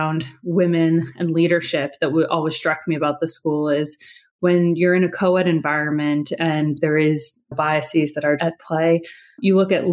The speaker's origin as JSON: {"language": "English", "town": "Los Angeles", "region": "California", "country": "United States", "tie": "born or raised there", "said": "Born and raised in Los Angeles"}